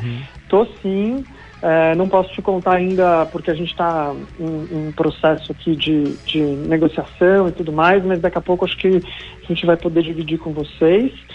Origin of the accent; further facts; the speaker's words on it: Santos, São Paulo, Brazil; não nasci em Santos, mas uhum. mudei para lá uhum. criança e acho que me encontrei também como ele, assim, na cidade